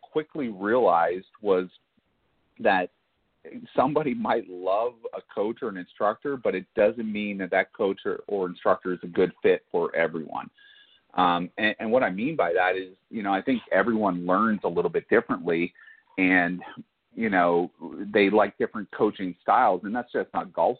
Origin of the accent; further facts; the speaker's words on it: Barrie, Ontario, Canada; moved away; also born or lived in Texas; growing up in Canada